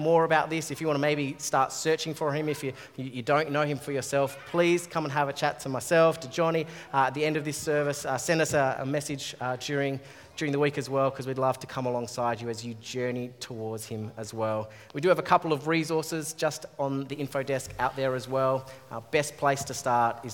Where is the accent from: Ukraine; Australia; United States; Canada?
Australia; As an Australian-born guy